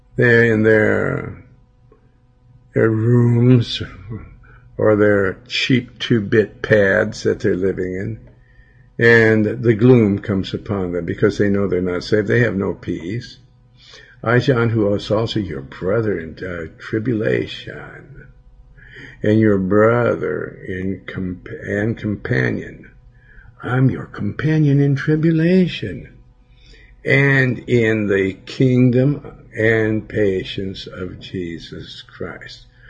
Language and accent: English; Billings, Montana, United States; in my hometown